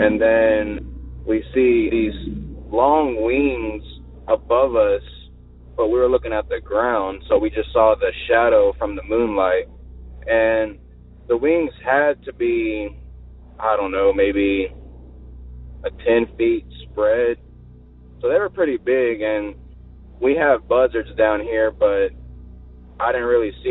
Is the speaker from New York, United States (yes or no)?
no; Victoria, Texas, United States; I'm from Victoria, Texas, you know, down here south